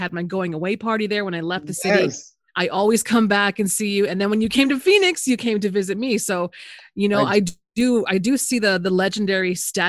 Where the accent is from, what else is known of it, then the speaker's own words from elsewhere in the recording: Winnipeg, Manitoba, Canada; now in United States; you're coming from Winnipeg, which is where I'm from.